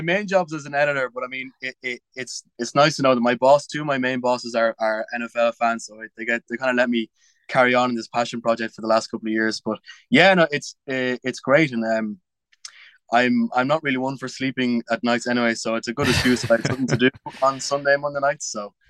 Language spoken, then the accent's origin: English; New York, United States; born there; also born or lived in Massachusetts; I was born in New York. My dad's a Jets fan, but I lived in America for a little while, and I lived in Massachusetts.